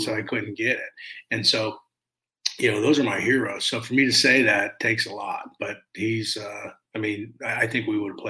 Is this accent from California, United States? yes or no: no; Pittsburgh, Pennsylvania, United States; You know, I grew up in Pittsburgh, and I mean, they're my heroes.